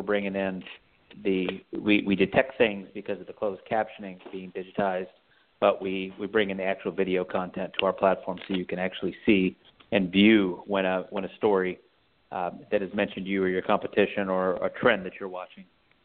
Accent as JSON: {"language": "English", "region": "Texas", "country": "United States", "moved": "yes", "lives_now": "San Francisco Bay Area, United States", "said": "I'm originally from the Lone Star State"}